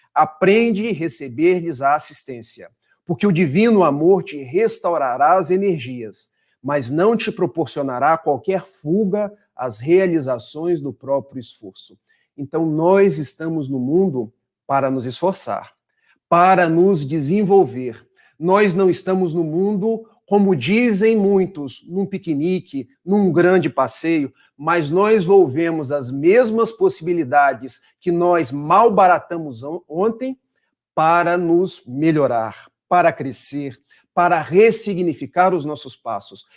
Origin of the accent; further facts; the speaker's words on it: Itaperuna, Rio de Janeiro, Brazil; now in Niterói, Brazil; somos do interior do estado do Rio, de Itapiruna, mas já estamos desde 2003 na cidade de Niterói